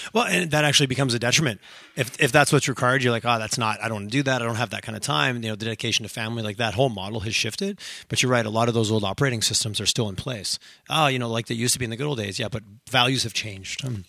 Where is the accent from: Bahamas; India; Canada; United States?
Canada; Quebec; moved away as an adult; I grew up in Quebec, small farming community